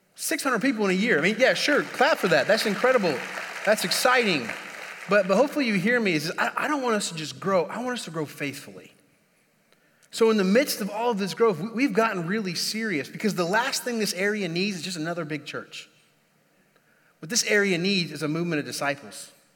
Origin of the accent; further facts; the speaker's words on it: Indiana, United States; moved away; I'm, I'm originally from Indiana